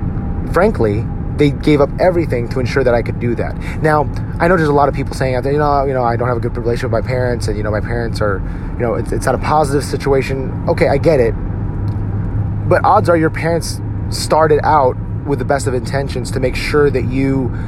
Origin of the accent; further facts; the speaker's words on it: United States; if you are a Filipino American like myself, odds are your parents were born and raised in the Philippines and they moved here to the United States in search of a better life.